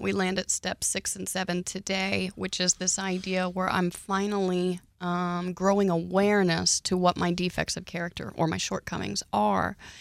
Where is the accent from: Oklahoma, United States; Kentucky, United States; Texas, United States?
Oklahoma, United States; I grew up in Oklahoma